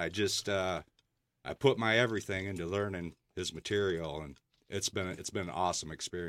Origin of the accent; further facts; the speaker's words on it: Waterford, Michigan, United States; Actually, I grew up in Waterford.